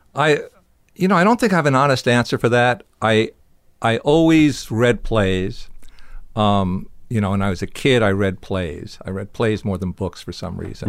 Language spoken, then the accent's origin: English; New Jersey, United States; I was from New Jersey